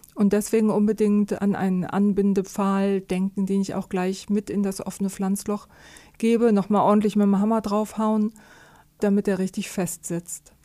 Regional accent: Germany; bei uns in Deutschland

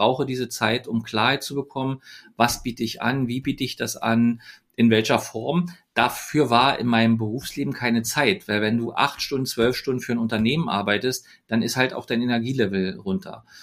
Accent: Berlin, Germany; ich bin ja in, in Ostberlin geboren, in, in Oberschöneweide bin ich groß geworden, habe in Köpenick Schule gehabt.

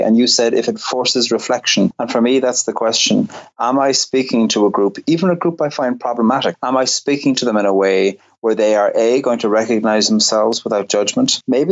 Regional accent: Cork, Munster, Ireland; I grew up in Cork on the very south coast

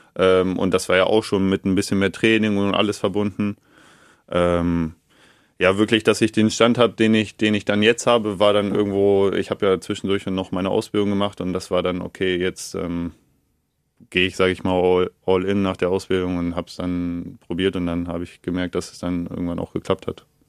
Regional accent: Neustadt am Rübenberge, Lower Saxony, Germany; now in Garbsen, Germany; ich wohne nicht direkt in Neustadt, das ist nur mein Geburtsort. Ähm, ich wohne, wenn du so willst, in Garbsen

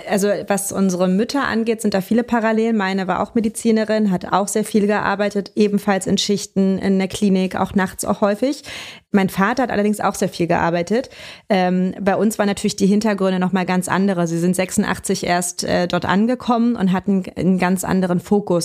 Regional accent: Berlin, Germany; moved away as an adult; now in Hamburg, Germany; meine Kindheit habe ich tatsächlich komplett und auch meine Jugend in Ostberlin verbracht.

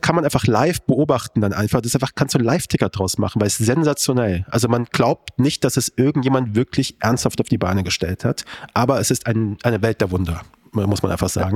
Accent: Kassel, Hesse, Germany; moved away; Ich bin aus Kassel. Meine Eltern leben noch dort

